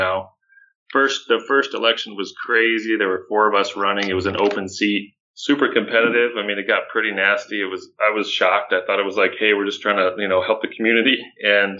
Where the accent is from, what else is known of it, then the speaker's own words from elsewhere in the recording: Orange County, Southern California, United States; I grew up in Southern California, Orange County here